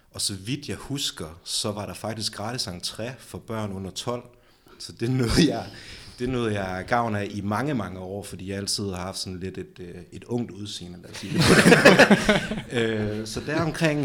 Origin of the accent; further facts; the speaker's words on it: Aalborg, North Denmark Region, Denmark; jeg er fra 9000 Aalborg, og jeg er fra Eversvej, så jeg har ligesom haft Aalborg Stadion i min baghave